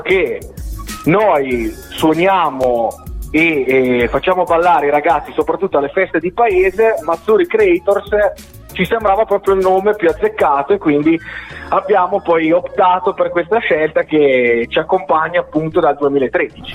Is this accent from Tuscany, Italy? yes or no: no; Cairo Montenotte, Liguria, Italy; io sono Ligure, sono di Cairo Montenotte, proprio eh, nel primo paese della Liguria